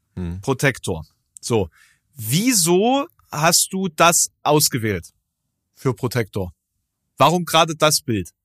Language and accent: German; Germany; Es ist wirklich eine absolute Grenzregion. So meine, meine Heimat